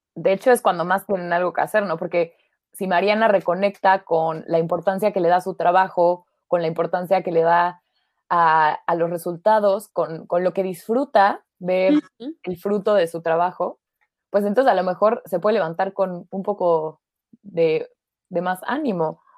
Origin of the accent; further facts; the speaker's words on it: Mexico; now in Germany; soy mexicana